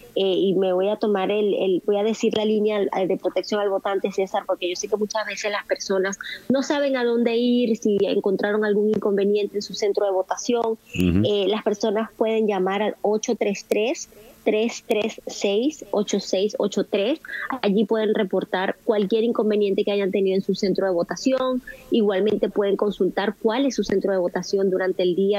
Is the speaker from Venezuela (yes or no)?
yes; Venezuela; now in United States; nosotros los venezolanos dejamos en nuestro país